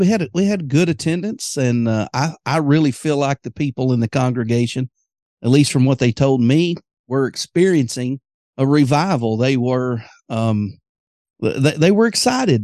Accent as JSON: {"language": "English", "town": "Greenwood", "region": "Arkansas", "country": "United States", "tie": "born or raised there", "said": "Greenwood, Arkansas, my hometown"}